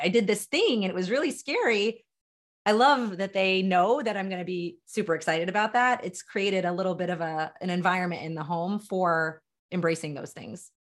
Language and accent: English; Delaware, United States; also born or lived in Philadelphia suburbs, Pennsylvania; now in Philadelphia, United States; born and raised in the small and mighty state of Delaware, currently live in Philadelphia Metro